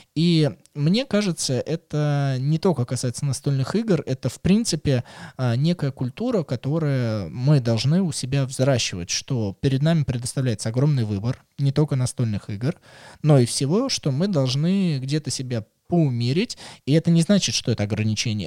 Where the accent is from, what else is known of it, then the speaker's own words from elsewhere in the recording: Russia; мы из России